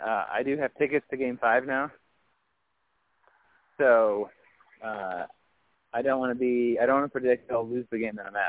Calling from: Champaign, Illinois, United States; I am walking the streets of Champaign.

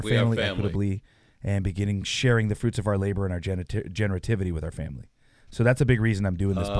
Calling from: Santa Rosa, California, United States; I am in Santa Rosa, California.

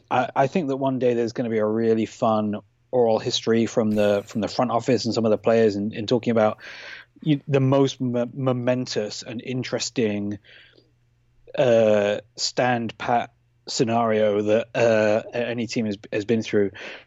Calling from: London, United Kingdom; I'm dialing in from Kilburn in London

